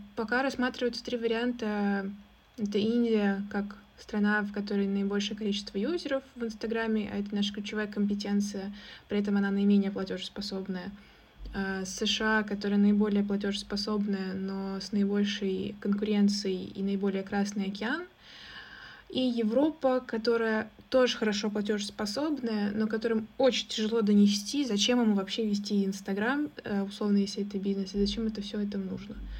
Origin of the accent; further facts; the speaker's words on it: Russia; у нас русские мордашки